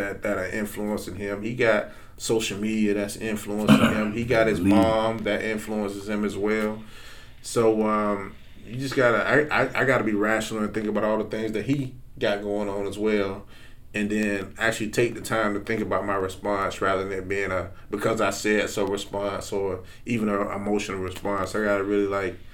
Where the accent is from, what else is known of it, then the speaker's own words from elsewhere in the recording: Perry, United States; I'm from Perry, man. Yeah. I didn't know anything outside of Perry at 13 years old